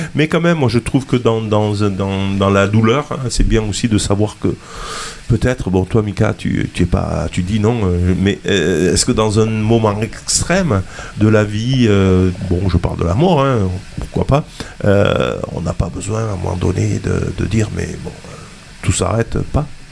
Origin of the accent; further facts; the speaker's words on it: southern France, France; du côté de chez nous, dans le sud